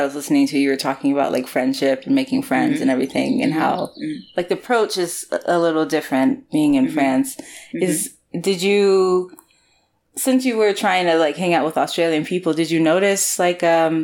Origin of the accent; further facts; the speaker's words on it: United States; I was American